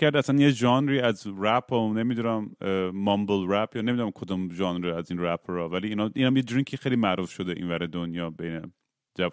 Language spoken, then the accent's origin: Persian; Iran; moved away; توی بچگیام توی دبیرستان تو ایران